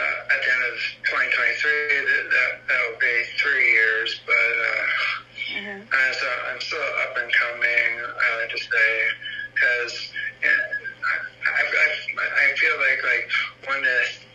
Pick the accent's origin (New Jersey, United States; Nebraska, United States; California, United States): New Jersey, United States; now in Pennsylvania, United States; I live in Pennsylvania. I was born in New Jersey, and I have one older brother